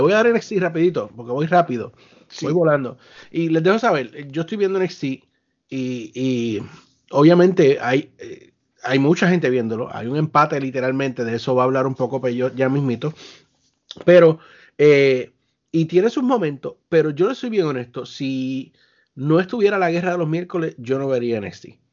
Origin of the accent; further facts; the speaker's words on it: Puerto Rico; Somos boricua